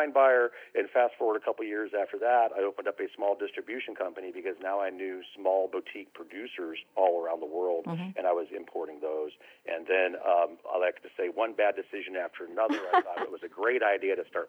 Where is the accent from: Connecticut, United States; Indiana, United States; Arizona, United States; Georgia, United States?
Arizona, United States; Phoenix; now in Geyserville, United States; I was born and raised in Phoenix, Arizona